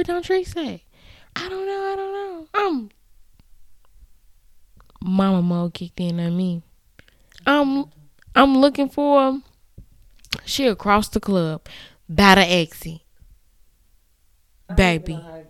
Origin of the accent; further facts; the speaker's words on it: Canada; I'm a mom. I have three kids. I'm from Canada.